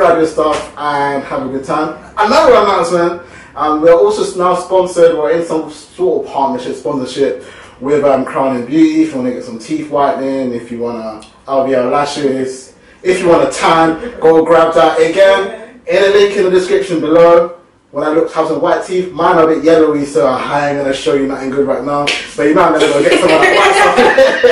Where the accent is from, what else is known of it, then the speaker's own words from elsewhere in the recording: Uganda; I get told I'm Ghanaian, I'm from Uganda.